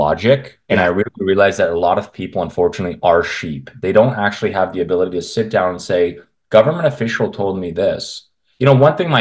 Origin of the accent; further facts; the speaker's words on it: Canada; I grew up in Canada